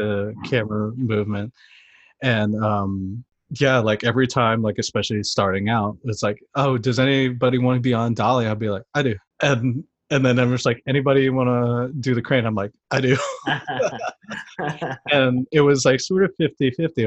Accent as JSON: {"language": "English", "region": "East Coast", "country": "United States", "also_born_or_lived": "San Francisco", "moved": "as an adult", "said": "I'm originally from the East Coast."}